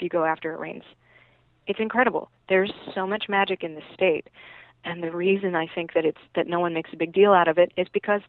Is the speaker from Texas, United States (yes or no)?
no; Arkansas, United States; moved away; my home state, which is Arkansas.